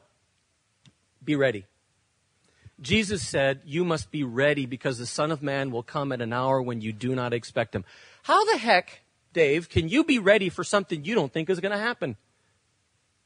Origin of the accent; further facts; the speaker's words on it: Spain; moved away; When I grew up in Spain